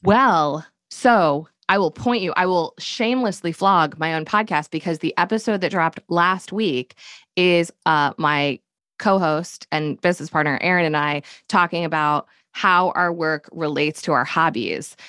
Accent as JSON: {"language": "English", "region": "Connecticut", "country": "United States", "tie": "born or raised there", "also_born_or_lived": "Manhattan, New York", "moved": "yes", "lives_now": "Durham, North Carolina, United States", "said": "I grew up in Connecticut and then I lived in Manhattan for a decade. And then we decamped to Durham, North Carolina about 10 years ago"}